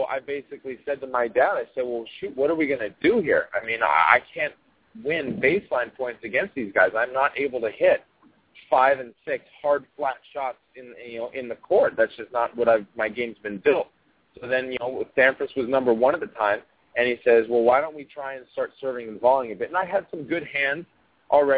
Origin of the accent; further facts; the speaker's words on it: United States; also born or lived in Australia; But I'm an American